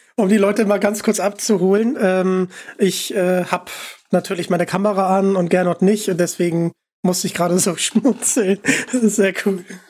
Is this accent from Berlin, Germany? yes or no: no; Hamburg, Germany; ich komme aus Hamburg